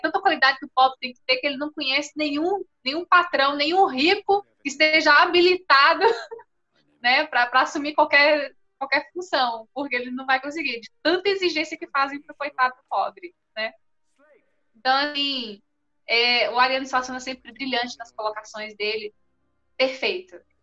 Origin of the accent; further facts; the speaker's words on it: Jequitinhonha Valley, Minas Gerais, Brazil; Eu nasci no, no Vale do Jequitinhonha